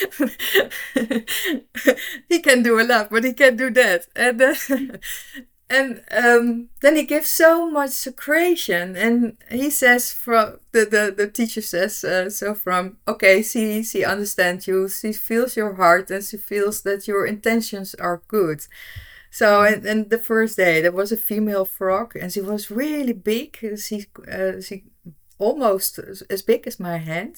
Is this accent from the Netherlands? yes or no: yes; Netherlands; I'm from the Netherlands.